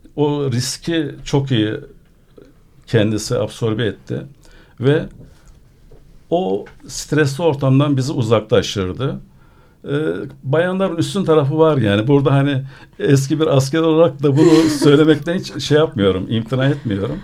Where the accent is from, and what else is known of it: Adana, Turkey; born or raised there